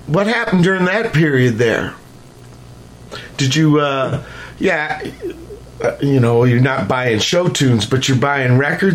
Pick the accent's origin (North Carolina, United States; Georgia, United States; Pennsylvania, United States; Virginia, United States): Virginia, United States; born there; In fact, I was born in Virginia, but I was actually conceived in Chicago.